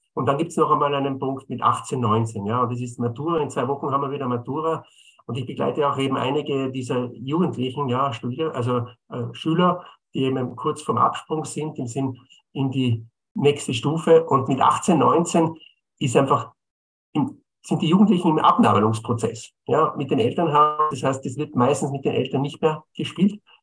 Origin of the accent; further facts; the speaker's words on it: Bolzano, Trentino-Alto Adige, Italy; moved away as an adult; now in Vienna, Austria; Ich bin gebürtiger Bozener.